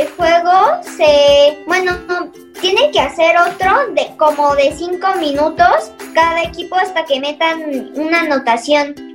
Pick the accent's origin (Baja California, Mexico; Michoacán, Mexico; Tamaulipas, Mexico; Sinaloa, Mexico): Tamaulipas, Mexico; Tampico; moved away; El primero es un equipo de donde yo vengo que se llama Tampico Madero.